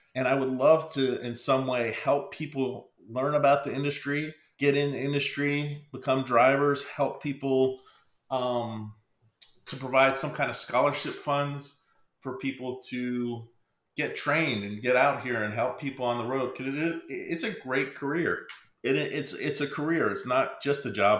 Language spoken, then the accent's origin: English; Pennsylvania, United States; moved away; I'm originally from Pennsylvania